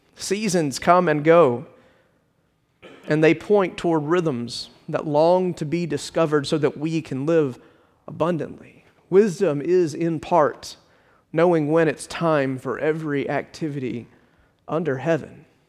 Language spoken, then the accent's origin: English; Richmond Hill, Georgia, United States; Growing up in Richmond Hill, Uh, my parents used to listen to ninety-seven point three W A E V